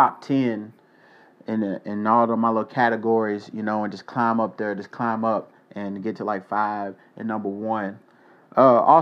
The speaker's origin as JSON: {"language": "English", "town": "Louisville", "region": "Kentucky", "country": "United States", "tie": "born or raised there", "also_born_or_lived": "South Korea", "said": "Louisville, my hometown"}